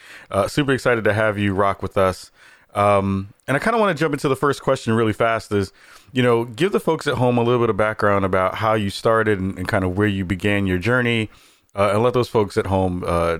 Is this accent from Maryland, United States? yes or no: no; Bronx, New York, United States; I remember growing up in the Bronx back in New York.